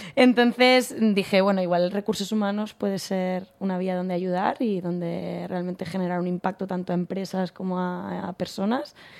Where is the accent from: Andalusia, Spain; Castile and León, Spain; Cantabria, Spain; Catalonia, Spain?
Catalonia, Spain; Segur de Calafell; also born or lived in Barcelona; yo soy de un pueblo a 40 minutos de Barcelona, de Segur de Calafell. Mm. Me he criado ahí hasta los 18.